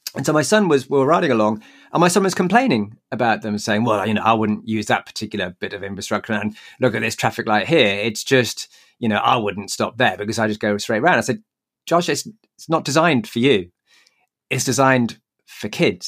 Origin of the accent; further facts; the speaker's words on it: Newcastle upon Tyne, North East England, United Kingdom; Newcastle, my hometown